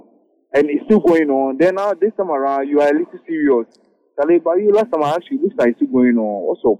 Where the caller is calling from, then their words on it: Lagos, Nigeria; Currently at North Lagos.